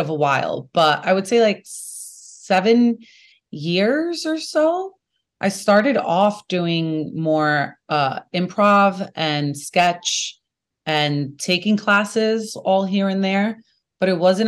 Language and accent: English; New York City, New York, United States; accent: Brooklyn; I'm from Brooklyn. You can hear it in my voice